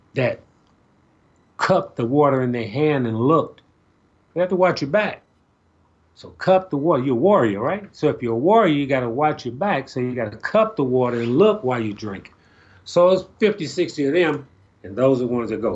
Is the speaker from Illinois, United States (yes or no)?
yes; Chicago, Illinois, United States; I'm from Chicago